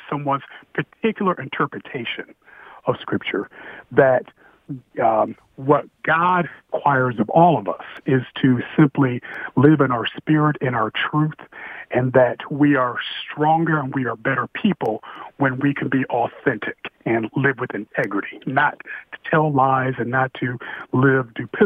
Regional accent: Indiana, United States; I'm from Indiana

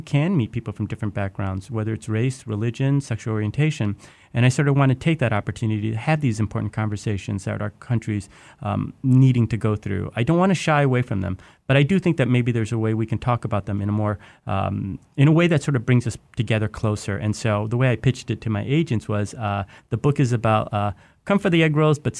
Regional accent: Detroit, Michigan, United States; oh, I grew up in Detroit

